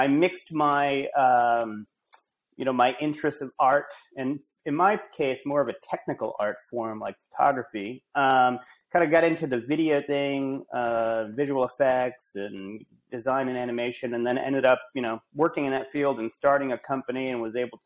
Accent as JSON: {"language": "English", "region": "Rhode Island", "country": "United States", "also_born_or_lived": "Amherst, Massachusetts / New York / Los Angeles", "moved": "as an adult", "said": "I'm from Rhode Island originally"}